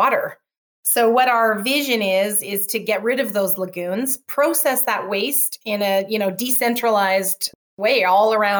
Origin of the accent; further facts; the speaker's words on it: Calgary, Alberta, Canada; where I'm from in Calgary, Alberta